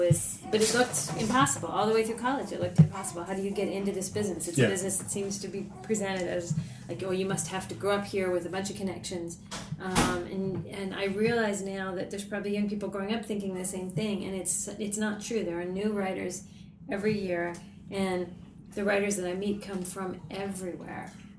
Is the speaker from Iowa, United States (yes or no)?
yes; Ames, Iowa, United States; I'm from Story County, Iowa.